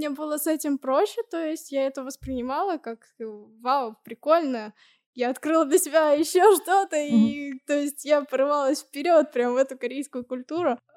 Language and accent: Russian; Tashkent, Uzbekistan; moved away; also born or lived in Nizhny Novgorod; Я училась в Ташкенте.